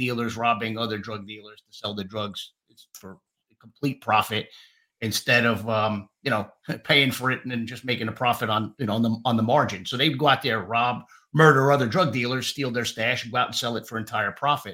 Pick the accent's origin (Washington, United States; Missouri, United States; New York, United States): New York, United States; Yonkers; born and raised in Yonkers